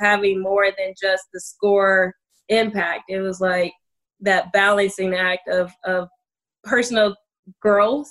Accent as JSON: {"language": "English", "town": "Toledo", "region": "Ohio", "country": "United States", "said": "I'm from Toledo, Ohio"}